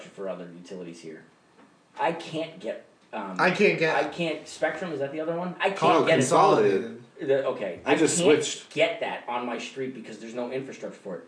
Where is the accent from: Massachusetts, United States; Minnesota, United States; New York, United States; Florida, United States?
Massachusetts, United States; Lawrence; now in New Hampshire, United States; I grew up in Mount Vernon